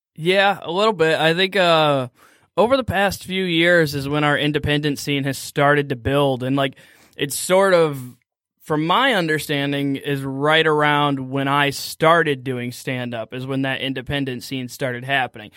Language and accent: English; Waterford, Michigan, United States; I'm from Waterford